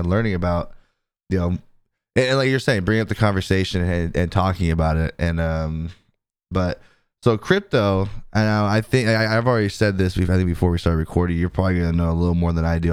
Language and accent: English; California, United States; moved away; I'm originally from California